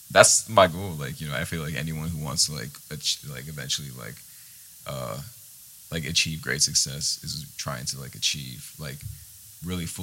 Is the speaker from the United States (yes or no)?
no; Istanbul, Turkey; born there; I was born in Istanbul, Turkey.